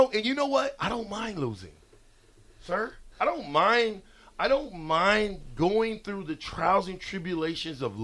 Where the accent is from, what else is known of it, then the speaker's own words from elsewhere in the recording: Omaha, Nebraska, United States; I'm from Omaha. I'm proud to be from Omaha.